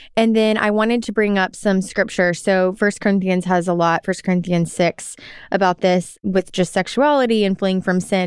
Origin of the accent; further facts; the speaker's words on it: Arkansas, United States; moved away as an adult; I grew up in Arkansas, so the South